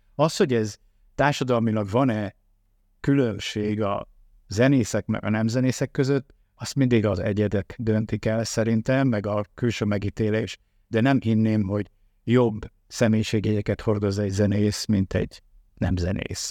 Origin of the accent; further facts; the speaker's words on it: Tamási, Tolna, Hungary; moved away; Én vidéki gyerek vagyok, Tamásiban nevelkedtem